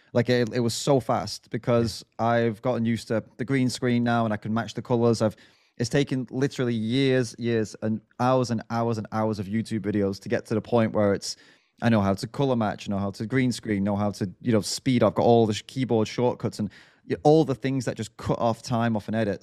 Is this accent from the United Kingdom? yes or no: yes; United Kingdom